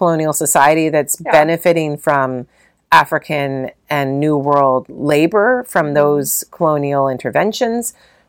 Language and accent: English; London, United Kingdom; like a London 70s, you know, we grew up in London, we have nothing, we have no money